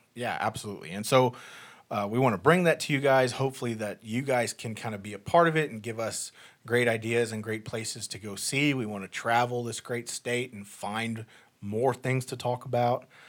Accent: South Africa; also born or lived in East Texas, United States; now in United States; I was born and raised in South Africa, moved to the States in two thousand five

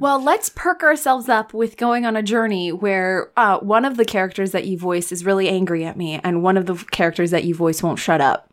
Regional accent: United States; I'm an American

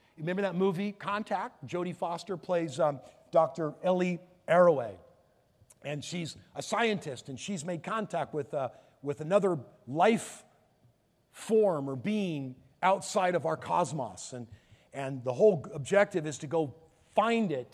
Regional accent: Palos Verdes, California, United States; I'm from Palos Verdes. We're close

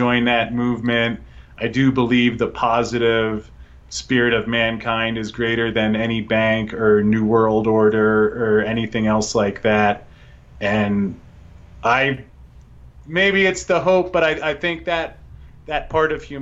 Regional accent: United States; I say this as an American who I love where I live

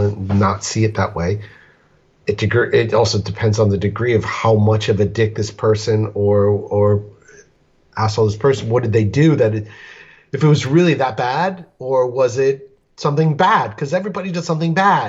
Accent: Colorado, United States; To answer some of your questions, I'm from Colorado, Mile High.

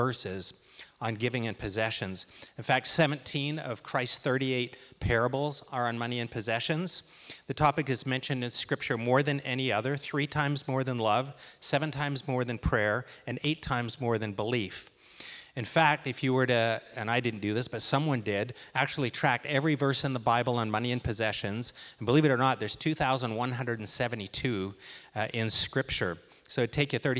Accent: Port Alberni, British Columbia, Canada; I grew up in Port Alberni, where many great leaders hail from

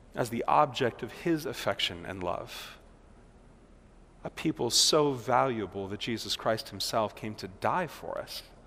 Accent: Milwaukee, Wisconsin, United States; here we are from Milwaukee.

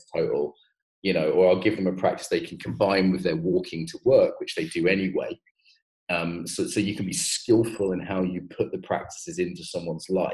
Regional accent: Ireland; I'm getting Irish again

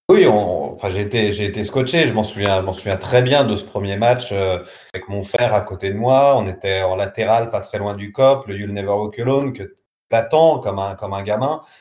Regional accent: Saint-Étienne, Auvergne-Rhône-Alpes, France; je suis stéphanois.

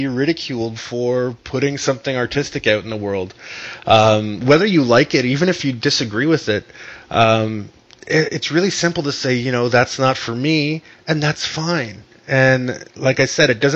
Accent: Canada; I'm from Canada too.

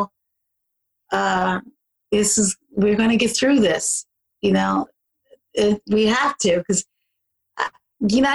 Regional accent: Philadelphia, Pennsylvania, United States; moved away; I grew up in Southwest Philly and West Philly

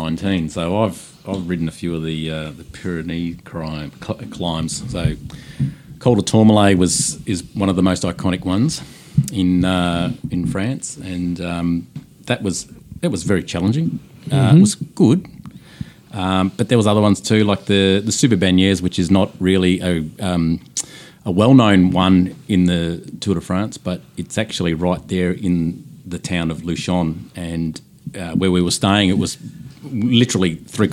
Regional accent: Scotland, United Kingdom; now in Melbourne, Australia; I'm a Scot man.

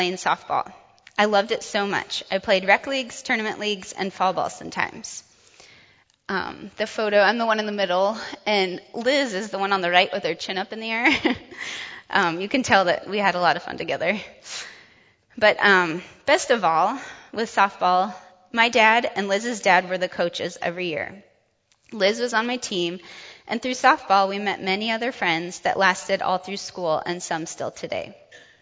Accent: Urbandale, Iowa, United States; also born or lived in Grand Island, Nebraska / Sioux Falls, South Dakota; when I turned three, we moved to the Des Moines area where we stayed the rest of my childhood.

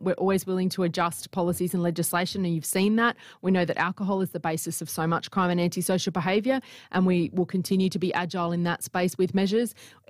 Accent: Northern Territory, Australia; I'm a Territory girl. I was born in the Territory.

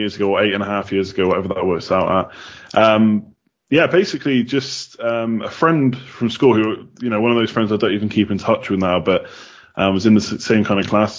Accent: England, United Kingdom; moved away as an adult; now in Galway, Ireland; I'm not Irish, as you might be able to tell. I'm from England originally, but I moved over several years ago

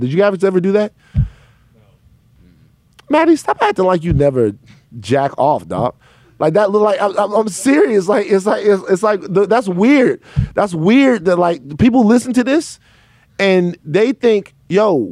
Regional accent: Baton Rouge, Louisiana, United States; When I was growing up in Baton Rouge

